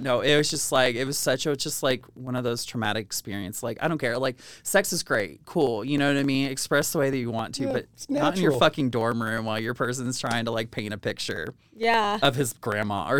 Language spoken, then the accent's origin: English; Louisville, Kentucky, United States; I was in, you know, Louisville